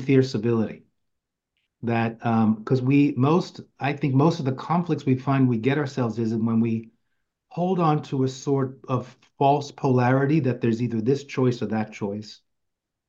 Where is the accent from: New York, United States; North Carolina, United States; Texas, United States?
New York, United States; New York City; since I've been a kid growing up in Queens, New York